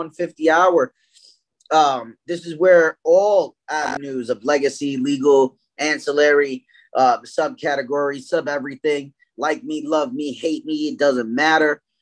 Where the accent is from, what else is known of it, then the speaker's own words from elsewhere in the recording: New York City, New York, United States; moved away as an adult; now in Connecticut, United States; I was from East New York, Brooklyn